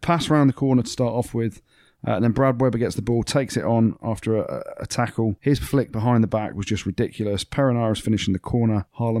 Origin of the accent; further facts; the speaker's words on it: England, United Kingdom; And I'm English and we're going to win it.